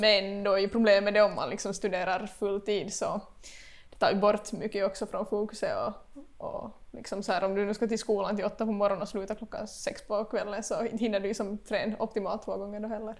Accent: Vaasa, Ostrobothnia, Finland; moved away as an adult; now in Korsholm, Finland; bott i Vasa hela livet

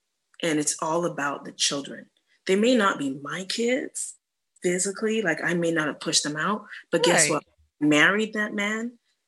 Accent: Toronto, Ontario, Canada; also born or lived in Atlanta, United States / New York, United States; now in Houston, United States; I'm from the North, I'm from Canada.

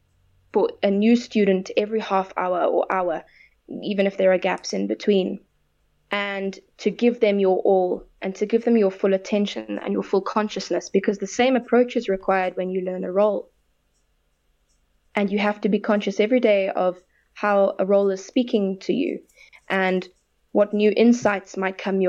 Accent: South Africa; I'm proudly South African, and I want to represent my country

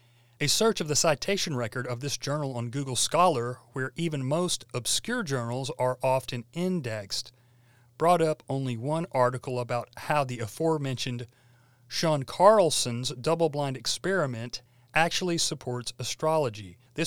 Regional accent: India; I grew up in India, where many people lived by the local flavor of astrology.

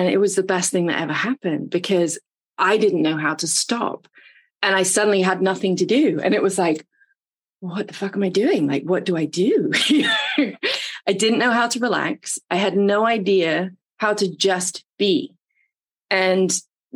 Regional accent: England, United Kingdom; moved away as an adult; now in Atlanta, United States; I came over from England to Atlanta in my early 20s

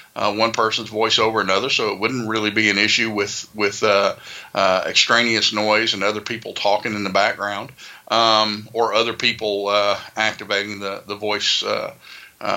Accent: the South, United States; accent: Southern; my Southern accent

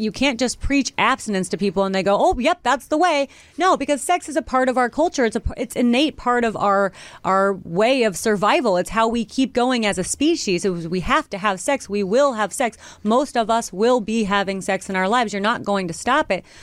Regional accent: Missouri, United States; I'm from Missouri

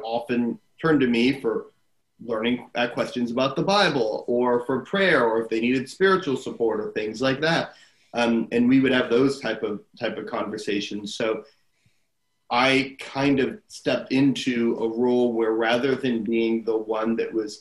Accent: Arizona, United States; I grew up in Arizona

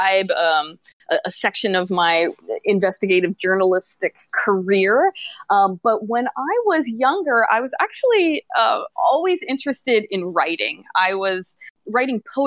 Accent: Pennsylvania, United States; moved away as an adult; also born or lived in New York City / Florida; now in Tokyo, Japan; I grew up in Pennsylvania and went to university in New York City and moved down to Florida to work at a newspaper

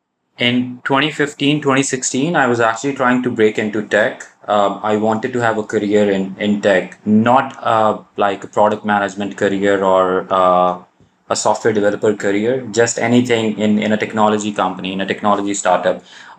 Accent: Pakistan; also born or lived in Saudi Arabia; I'm originally from Pakistan, lived almost all my life in Saudi, did my undergrad from Pakistan, went back to Saudi, started a job in HR, worked there for about 5-6 years, and then moved back to Pakistan about 2 years ago

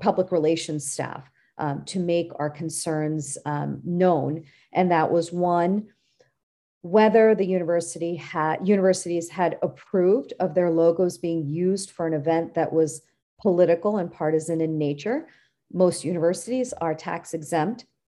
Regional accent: San Francisco Bay Area, California, United States; I was born and raised in California

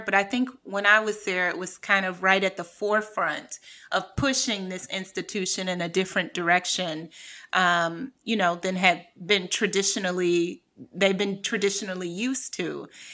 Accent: Cleveland, Ohio, United States; moved away as an adult; also born or lived in New York / California / France; I'm from Cleveland. I grew up in a really impoverished, uh, community

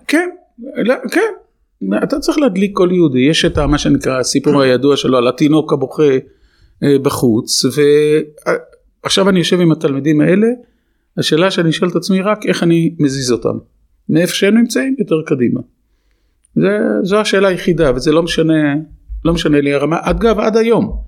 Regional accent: Herzliya, Tel Aviv District, Israel; moved away; also born or lived in Jerusalem; גדלתי בעיירת פיתוח, בהרצליה פיתוח

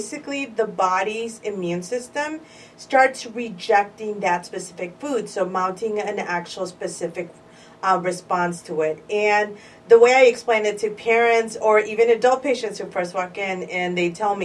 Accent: Chicago, Illinois, United States; So I've been a Chicago girl all my life, born and raised in Pilsen, predominantly Mexican neighborhood in Chicago

